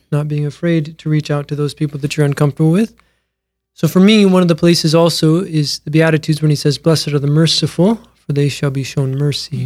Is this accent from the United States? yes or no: yes; Mitchell, South Dakota, United States; born and raised in Mitchell, South Dakota